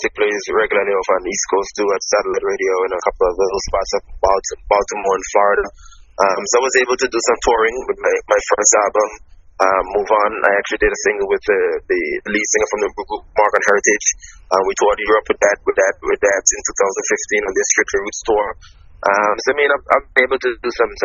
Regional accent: Anguilla; I was a kid growing up in the Caribbean.

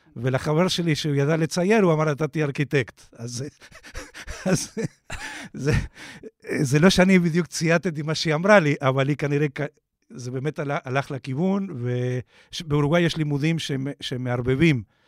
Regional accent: Uruguay; Hebrew is a second language; now in Israel; כמו ששומעים במבטא, נולדתי באורוגוואי.

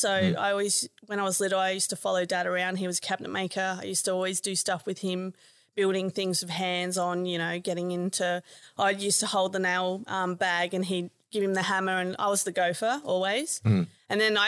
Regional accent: Adelaide, South Australia, Australia; moved away; I'm actually originally from Adelaide

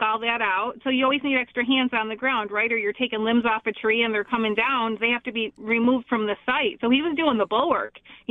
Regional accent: Lancaster, New York, United States; now in Hamburg, United States; we grew up in Lancaster in the village, not rural at all

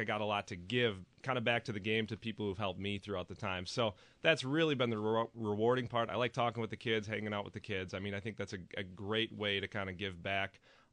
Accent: New Berlin, Wisconsin, United States; I grew up in New Berlin, right up the road

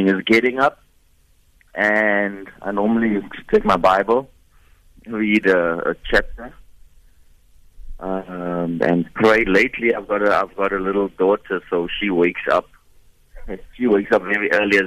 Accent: Boksburg, Gauteng, South Africa; I'm from Boksburg, on the East Rand.

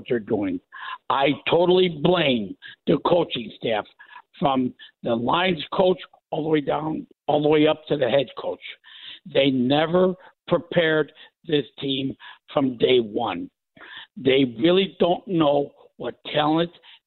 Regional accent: Chicago, Illinois, United States; now in Las Vegas, United States; I was born and raised in Chicago

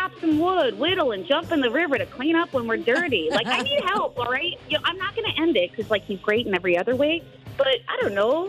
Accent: Sundre, Alberta, Canada; I grew up in Sundry

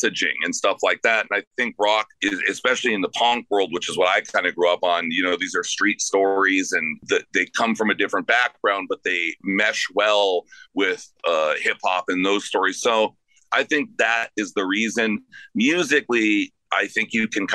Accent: Los Angeles, California, United States; where you live is where I grew up.

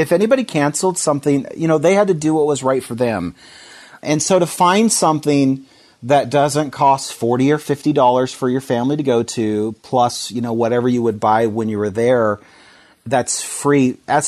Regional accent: Seattle, Washington, United States; My wife and I came here from Seattle. Our whole life was up in that area, and just God brought us down here, us and our three kids, back in 2011.

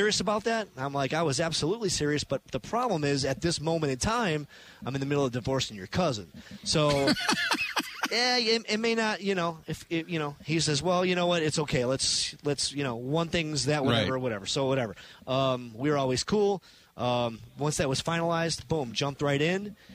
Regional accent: Chicago, Illinois, United States; now in Milwaukee, United States; growing up in Chicago

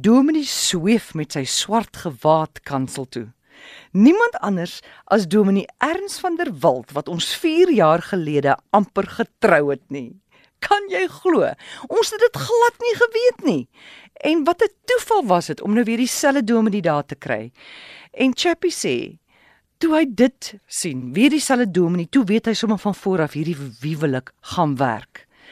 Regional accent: Willowmore, Eastern Cape, South Africa; moved away as an adult; also born or lived in Port Elizabeth; my tuisdorp Willowmore in die Ooskaap

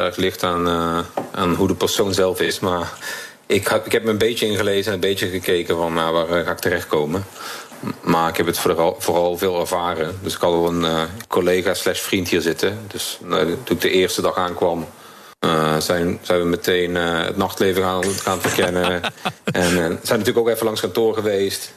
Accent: Limburg, Netherlands; moved away as an adult; now in Singapore; Ik kom natuurlijk uit Limburg, waar we wat minder direct zijn.

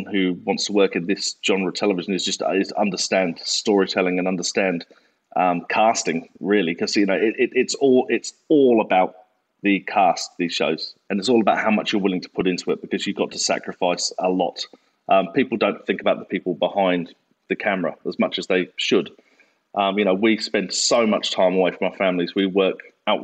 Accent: England, United Kingdom; moved away as an adult; now in Australia; I've been in Australia since, I'm obviously English. I've been in Australia since 2001.

